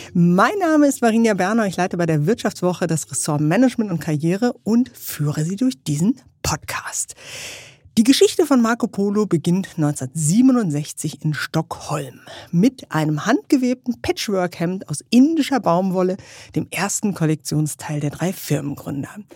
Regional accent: Germany

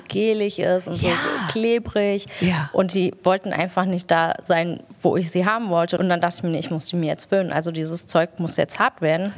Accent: Germany; bin ich in der Kinderarmut groß geworden, die in Deutschland einfach ein großes Thema ist

